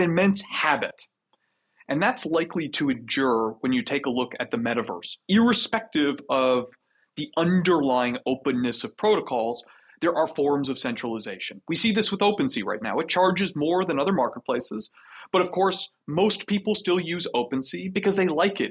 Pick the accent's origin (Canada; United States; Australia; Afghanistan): Canada; I'm Canadian